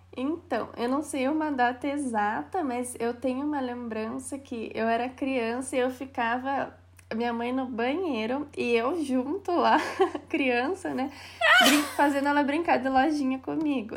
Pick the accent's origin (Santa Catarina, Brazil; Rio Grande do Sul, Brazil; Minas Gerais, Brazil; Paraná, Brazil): Paraná, Brazil; Castro; accent: interior of Paraná; also born or lived in Curitiba; moro em Castro, interior do Paraná, olha o meu sotaque. Até na faculdade eu era zoada por isso